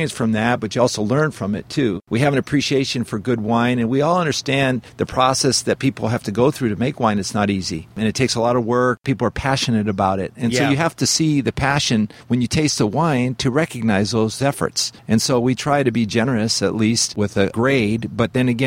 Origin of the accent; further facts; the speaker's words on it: Southern California, United States; I born and raised in California, Southern California, and I grew up here